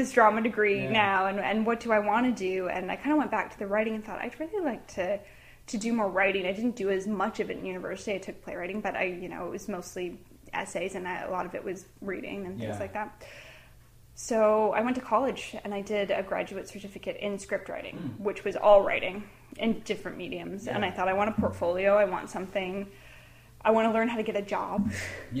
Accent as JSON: {"language": "English", "town": "Oakville", "region": "Ontario", "country": "Canada", "tie": "born or raised there", "said": "I was born and raised in Oakville"}